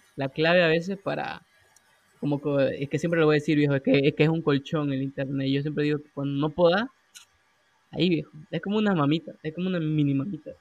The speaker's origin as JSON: {"language": "Spanish", "town": "Santa Cruz de la Sierra", "region": "Santa Cruz", "country": "Bolivia", "said": "nosotros somos de Bolivia, de Santa Cruz"}